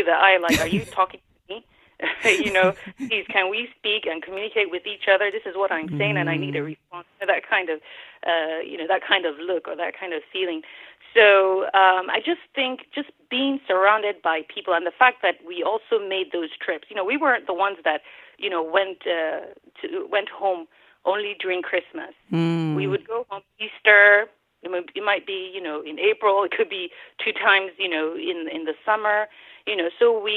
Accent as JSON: {"language": "English", "region": "Lagos", "country": "Nigeria", "tie": "born or raised there", "also_born_or_lived": "California / Imo State", "said": "I was born in California, and I grew up in Lagos"}